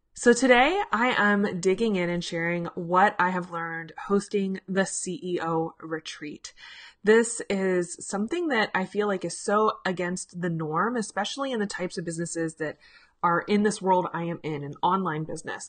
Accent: Richmond, Virginia, United States; my hometown of Richmond, Virginia

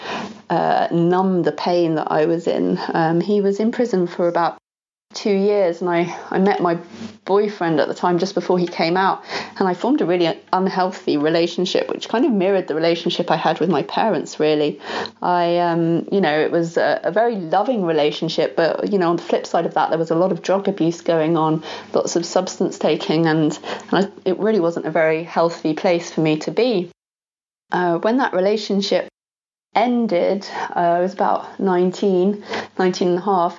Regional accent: Ibiza, Balearic Islands, Spain; I was born in Ibiza, which is a small island off the coast of Spain

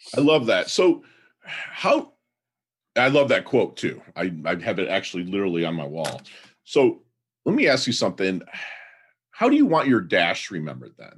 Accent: Michigan, United States; now in South Florida, United States; I'm in South Florida and I'm from Michigan

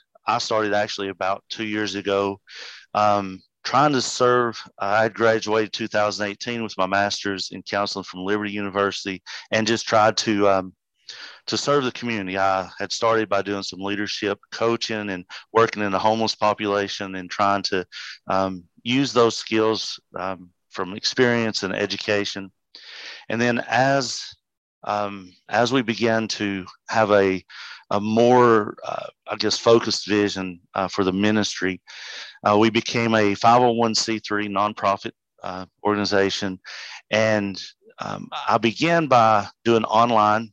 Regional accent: Erwin, Tennessee, United States; accent: hillbilly; I grew up locally here in the Tri-Cities, or specifically over towards Irwin and less known community of Flag Pond

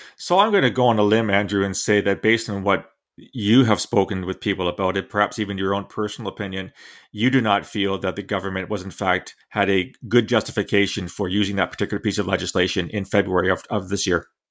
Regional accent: London, Ontario, Canada; nine eighty C F P L in London, my hometown

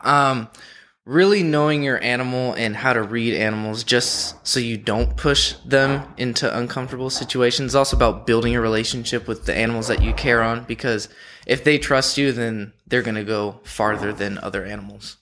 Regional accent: San Diego, California, United States; moved away; I'm from San Diego

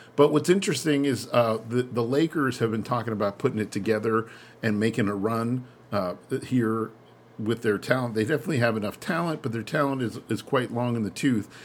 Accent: United States; as an American

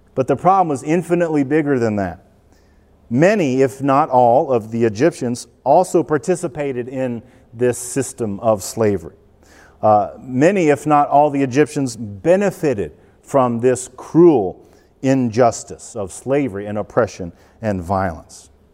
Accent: United States; We, white, wealthy, educated Americans

